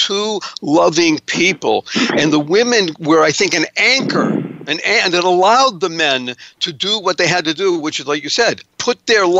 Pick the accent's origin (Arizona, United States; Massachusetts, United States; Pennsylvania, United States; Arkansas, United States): Massachusetts, United States; Boston; since I was raised in Boston